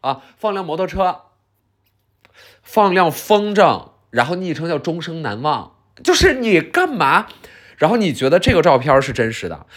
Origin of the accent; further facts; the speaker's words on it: China; 我们中国人